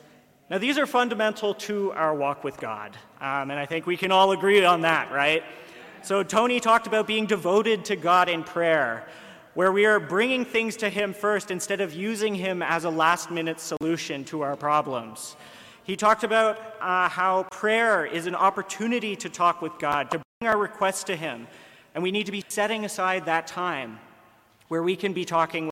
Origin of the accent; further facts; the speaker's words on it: Ottawa, Ontario, Canada; moved away as an adult; now in Kingston, Canada; I'm from Ottawa